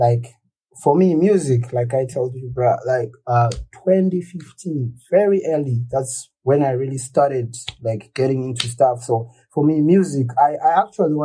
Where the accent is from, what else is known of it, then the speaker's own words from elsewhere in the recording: Kwekwe, Midlands, Zimbabwe; I was born in Kwekwe in Zimbabwe